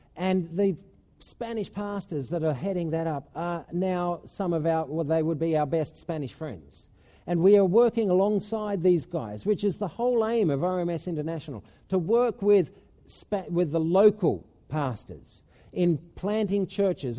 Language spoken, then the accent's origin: English; Australia; moved away as an adult; now in Spain; at home in Australia